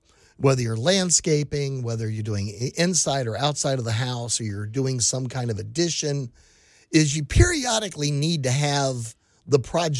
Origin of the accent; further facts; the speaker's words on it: Texas, United States; I grew up in South Texas. We had hurricanes. I moved to, guess what? West Texas.